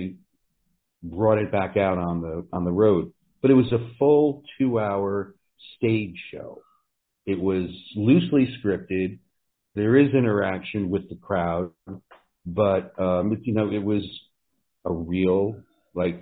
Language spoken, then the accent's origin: English; New Jersey, United States; I grew up in New Jersey and went to college